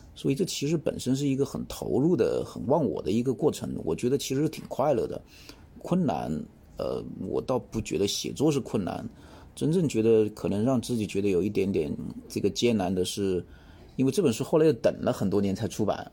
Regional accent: China; 尤其是对于我们中国人来说

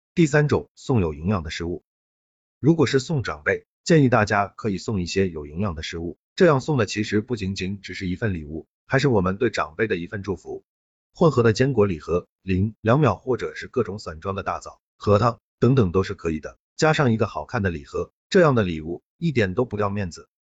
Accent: Shandong, China; 对于我们山东人来说

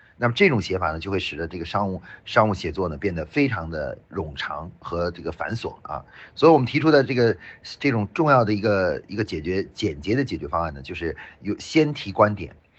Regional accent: China; 像我们中国人

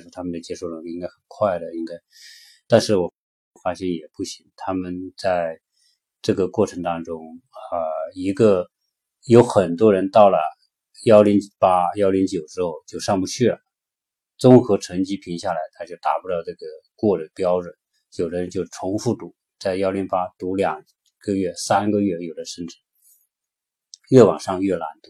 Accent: China; moved away as an adult; now in United States; 我们中国人的观念

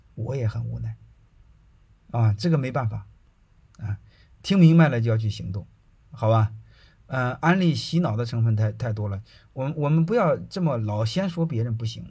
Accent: China; 我们中国人

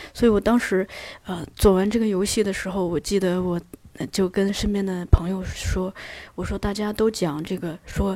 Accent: Datong, Shanxi, China; moved away; 我的老家大同有一个作家，本地的作家

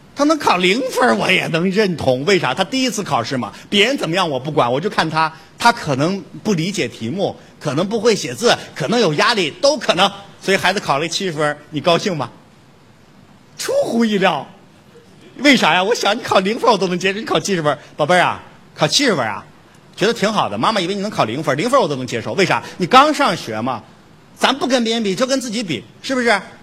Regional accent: China; 我们中国人

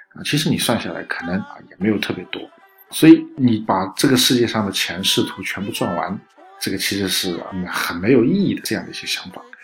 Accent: China; 我们中国人讲这个运气好，运气坏

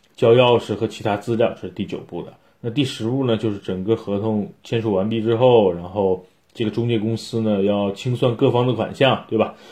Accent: China; 大多数跟我一样的是咱们是中国人，没有移民，也没有绿卡

